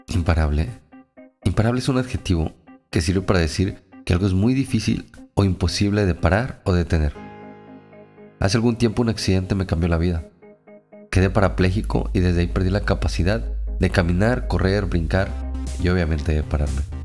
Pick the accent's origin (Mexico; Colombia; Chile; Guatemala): Mexico; Tempoal, Veracruz; now in Monterrey, Mexico; mi pueblo, Tempoal Veracruz